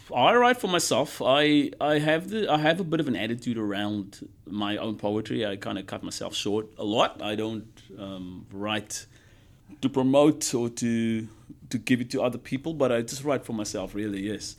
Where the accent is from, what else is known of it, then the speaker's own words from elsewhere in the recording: South Africa; moved away as an adult; also born or lived in United States; now in Brisbane, Australia; growing up in South Africa with all the stuff that happened